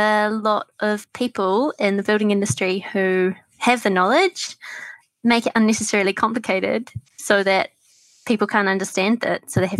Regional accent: Masterton, Wellington, New Zealand; also born or lived in New Plymouth; I am from Masterton, which is a small town near Wellington.

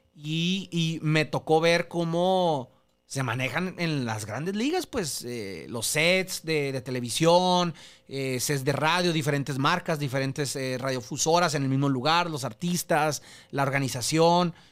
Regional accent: Mexico; soy mexicano

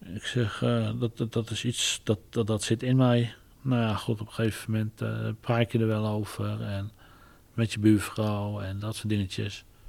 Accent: Barneveld, Gelderland, Netherlands; ik ben geen Amsterdammer, ik ben echt een Barnevelder.

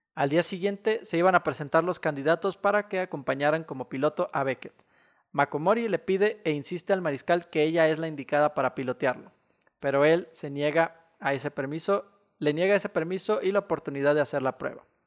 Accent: Mexico

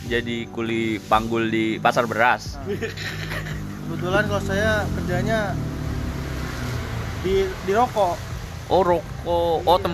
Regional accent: Kupang, East Nusa Tenggara, Indonesia; dulu kita orang Kupang terus mencari rezeki di Pulau Jawa

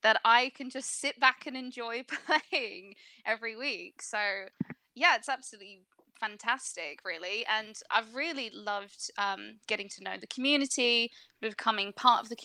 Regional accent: England, United Kingdom; I'm from the UK. I'm English

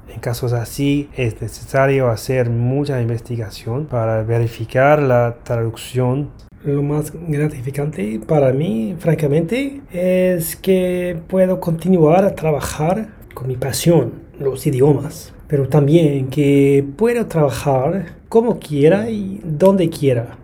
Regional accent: Brisbane, Queensland, Australia; Spanish is a second language; soy de y vivo en Brisbane, aquí en Australia.

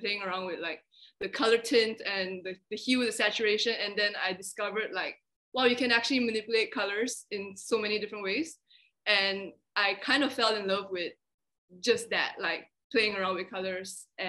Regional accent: Malaysia; also born or lived in Australia; I just grew up, like, born and raised in Malaysia

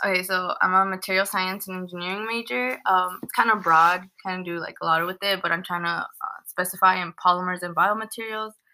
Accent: Los Angeles, California, United States; moved away as an adult; now in Riverside, United States; I was born in the San Fernando Valley, and then I came to Riverside when I started going to school at UCR

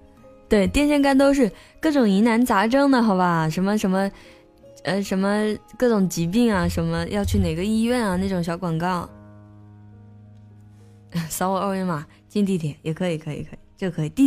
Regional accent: South China, China; 我的普通话一点都不好，因为我是一个南方人，所以我经常说话的时候会，嗯，我自己都听不懂。

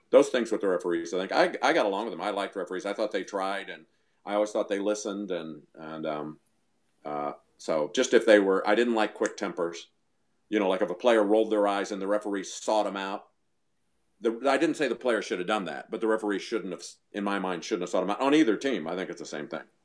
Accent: Missouri, United States; moved away; we moved back to Missouri. We're from Missouri originally

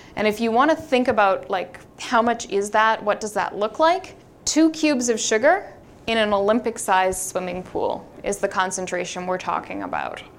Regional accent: Vancouver, British Columbia, Canada; I'm from Vancouver.

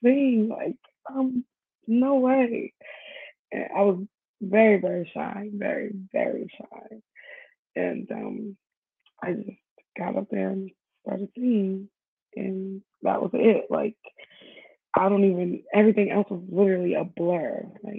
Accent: New York City, New York, United States; now in New Jersey, United States; I was born in Staten Island, New York, and I live in New Jersey now

